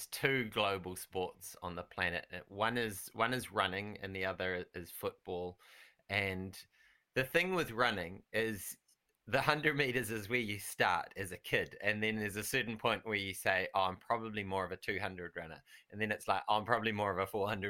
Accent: Taranaki, New Zealand; I'm from Taranaki, so they're all like, yay, Taranaki girl

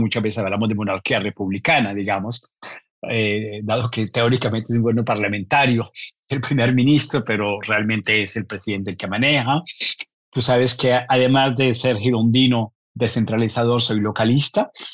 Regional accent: Colombia; nací en, en Colombia

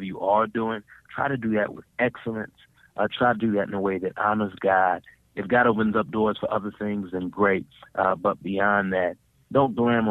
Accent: Dallas, Texas, United States; I grew up in Dallas, Texas

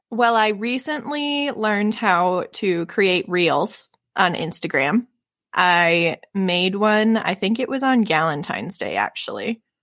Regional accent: Michigan, United States; I'm from Michi-, Michigan

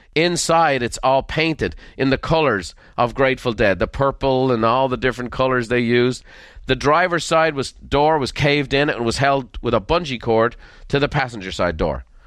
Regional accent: Ireland; moved away as an adult; now in United States; I'm Irish through and through by sense and sensibility

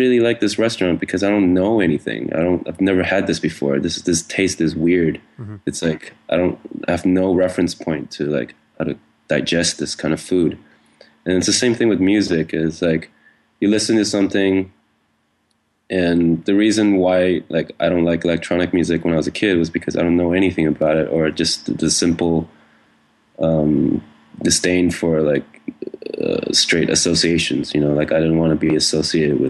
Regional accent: Hawaii, United States; now in Berlin, Germany; when I was growing up in Hawaii

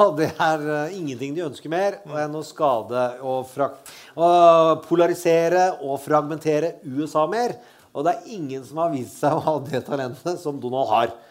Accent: Østfold, Norway; Jeg er fra Østfold. Vi sier ikke rottepuling

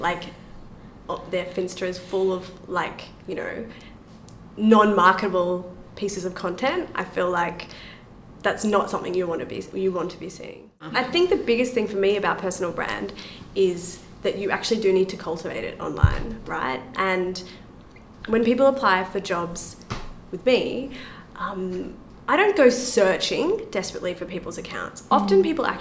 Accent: Australia; I'm from Australia

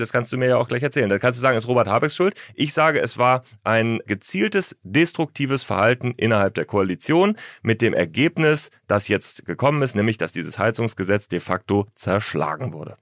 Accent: Northern Germany, Germany; Ich komme ja aus Norddeutschland.

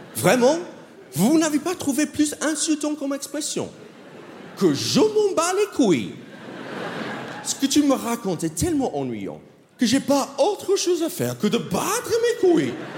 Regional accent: United States; accent: American; French is a second language; moved away as an adult; now in France; moi je suis un Américain Ouais, vraiment, vraiment, je suis américain. Ça fait 12 ans que j'habite en France maintenant

